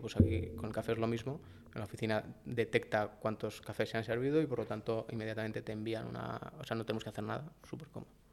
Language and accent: Spanish; Valladolid, Castile and León, Spain; moved away; also born or lived in Madrid; yo soy de Valladolid